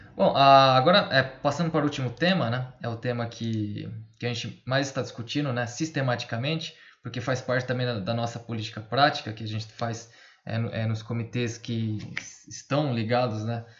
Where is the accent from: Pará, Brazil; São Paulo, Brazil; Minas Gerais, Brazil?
São Paulo, Brazil; Fernandópolis; sou de Fernandópolis